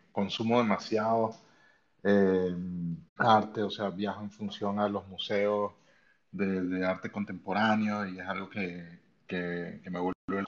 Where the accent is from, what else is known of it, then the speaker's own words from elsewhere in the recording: Venezuela; also born or lived in Spain; now in Germany; yo soy de Venezuela, eh, actualmente vivo en Alemania pero he vivido en, en, entre Venezuela y España muchísimos